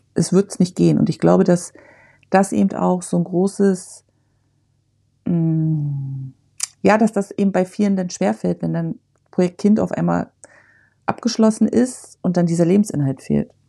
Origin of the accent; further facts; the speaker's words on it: Germany; moved away; ich bin in der DDR geboren und groß geworden